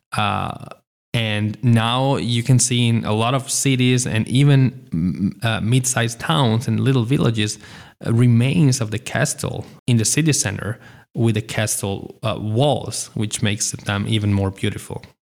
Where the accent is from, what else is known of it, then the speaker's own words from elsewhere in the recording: Italy; even if I was born in Italy and I've lived in Italy for a very long time